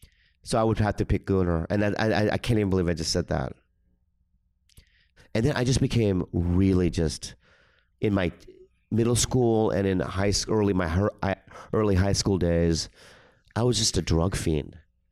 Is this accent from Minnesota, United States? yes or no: yes; Minnesota, United States; also born or lived in San Diego; Well, I was born in San Diego, and then they moved to Minnesota, and I lived there for like 10 years.